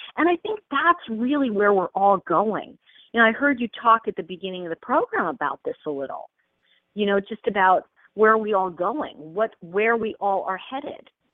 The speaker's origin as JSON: {"language": "English", "region": "New York", "country": "United States", "tie": "born or raised there", "moved": "yes", "lives_now": "California, United States", "said": "I'm from New York originally"}